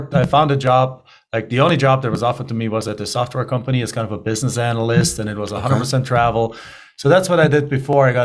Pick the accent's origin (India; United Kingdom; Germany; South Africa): Germany; English is a second language; moved away as an adult; now in United States; as you can tell by my accent, I'm originally not from here. I'm originally from Germany. So I grew up in Germany. I went to school, college there